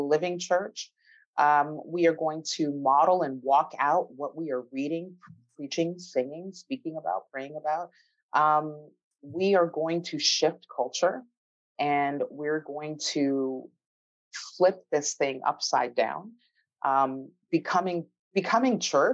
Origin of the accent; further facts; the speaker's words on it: Canada; I'm from Canada.